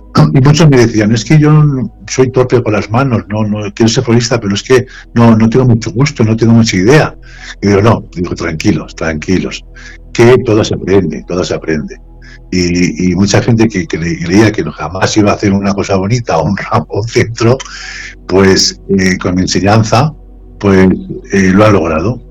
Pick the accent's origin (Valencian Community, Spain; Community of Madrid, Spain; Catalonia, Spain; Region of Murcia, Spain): Valencian Community, Spain; Sagunto; moved away as an adult; now in Vallanca, Spain; en Sagunto, hace poco, en mi, ciudad, natal